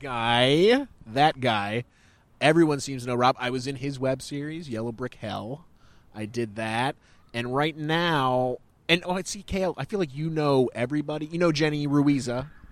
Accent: Pennsylvania, United States; now in New York, United States; I come from Pennsylvania, and I, I didn't move to New York

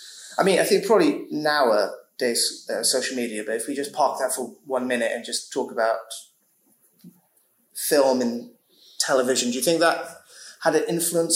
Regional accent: Bristol, South West England, United Kingdom; so I grew up in Bristol

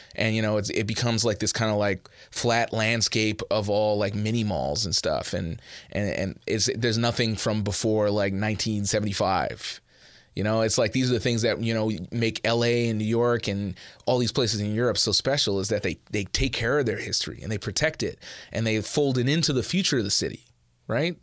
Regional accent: Edmonton, Alberta, Canada; moved away as an adult; also born or lived in Montreal; now in Toronto, Canada; I am originally from Edmonton

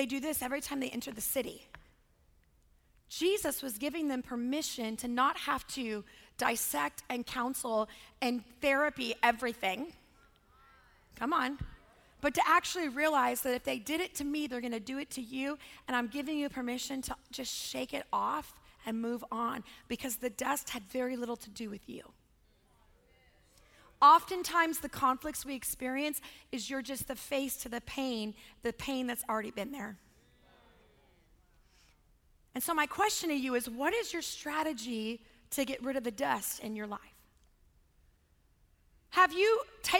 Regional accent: California, United States; also born or lived in Los Angeles, California; I grew up in Lake Tahoe. I went to high school in LA.

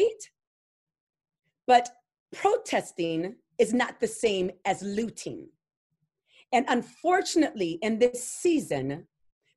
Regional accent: Louisiana, United States; I'm from the South, from Louisiana, where the Ku Klux Klan had meetings at my school.

